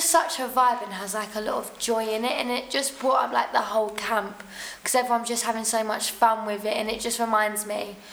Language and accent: English; Maidstone, South East England, United Kingdom; also born or lived in Sheerness; I'm 16 and I'm from Maidstone and Sheerness.